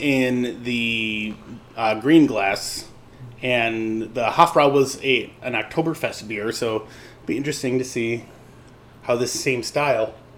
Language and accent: English; Chicago, Illinois, United States; growing up in Lincoln Square was a German neighborhood, and there's a bar down at the end of my parents' block